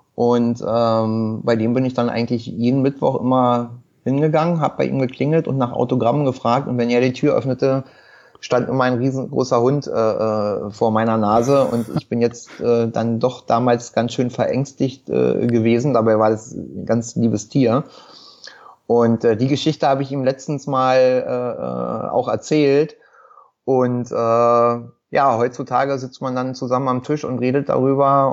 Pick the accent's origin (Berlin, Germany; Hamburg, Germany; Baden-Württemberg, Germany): Berlin, Germany; geboren in Berlin-Wilmersdorf. Mein Kiez ist halt immer Schöneberg-Wilmersdorf gewesen. Äh, hier auch zur Schule gegangen